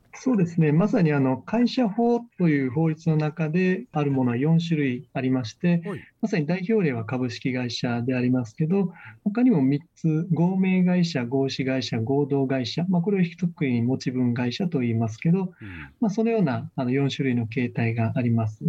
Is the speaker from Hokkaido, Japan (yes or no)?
no; Okinawa, Japan; moved away as an adult; also born or lived in United States / Tokyo; 沖縄生まれ、沖縄育ち